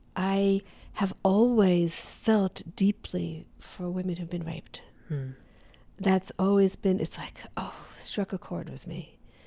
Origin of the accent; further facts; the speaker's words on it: the South, United States; born there; Why would I be born in the American South? I had to go back to the previous life to understand why I was born in the American South.